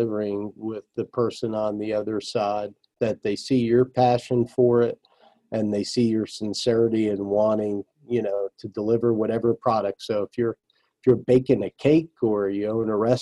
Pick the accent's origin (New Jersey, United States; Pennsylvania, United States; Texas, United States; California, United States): New Jersey, United States; I grew up in New Jersey